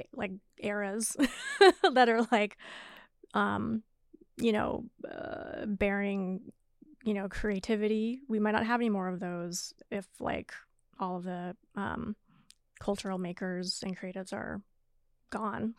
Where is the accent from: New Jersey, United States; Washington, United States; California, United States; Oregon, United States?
Washington, United States; Seattle; moved away as an adult; also born or lived in New York; Born and raised in Seattle for the most part